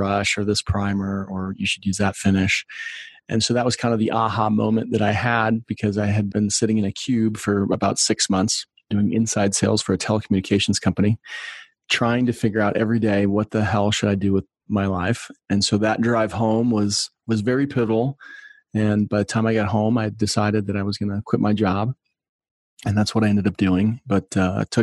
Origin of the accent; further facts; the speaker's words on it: outside of Chicago, Illinois, United States; I grew up outside of Chicago